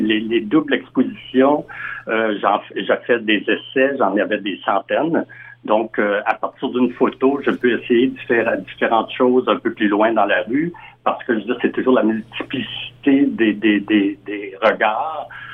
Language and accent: French; Western Canada, Canada; moved away as an adult; now in Montreal, Canada; je suis originaire de l'Ouest canadien